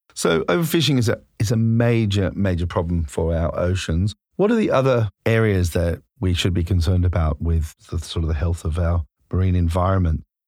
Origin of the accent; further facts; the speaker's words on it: Australia; moved away; I'm originally from Australia